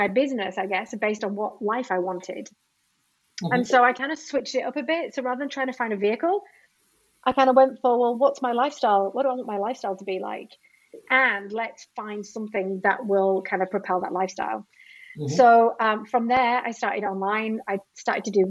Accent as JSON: {"language": "English", "country": "United Kingdom", "also_born_or_lived": "Sydney, Australia", "moved": "as an adult", "said": "I am British"}